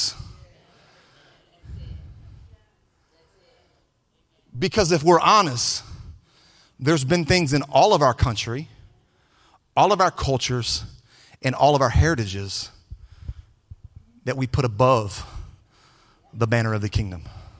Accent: United States; I was born with Anglo-Saxon Caucasian roots. I was born in America. That's my heritage. That's my culture.

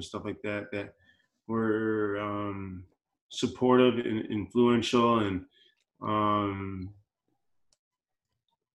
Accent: Chicago, Illinois, United States; moved away; I grew up in Chicago, so you know, Bear fan

